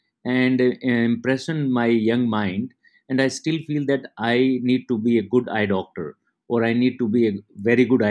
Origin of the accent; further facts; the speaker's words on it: Mandola, Haryana, India; moved away; I come from a very small rural agricultural part of India, and Haryana is a small village called Mandola. And while growing up, I did all the agricultural work